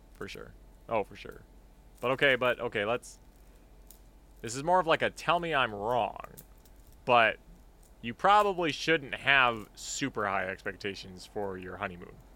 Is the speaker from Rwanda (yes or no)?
no; Canada